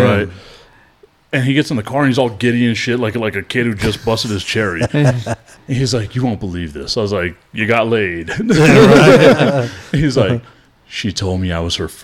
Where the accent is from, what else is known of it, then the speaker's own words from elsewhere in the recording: Socorro, United States; I'm from Socorro